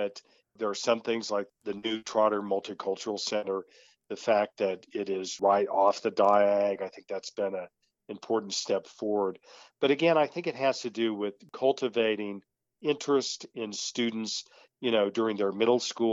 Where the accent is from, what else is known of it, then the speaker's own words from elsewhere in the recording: Tulsa, Oklahoma, United States; moved away as an adult; also born or lived in Portland, Oregon; I'm a native Tulsan. I'm not ashamed of the fact that I'm from Tulsa